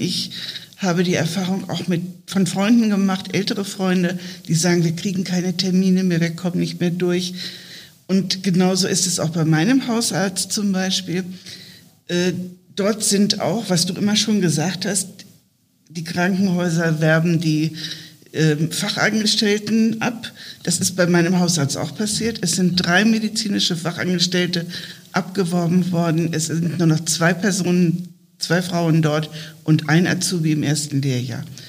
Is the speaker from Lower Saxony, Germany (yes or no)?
yes; southern Lower Saxony, Germany; now in Bremen, Germany; aus meiner Heimat in Niedersachsen, südliches Niedersachsen, plattes Feld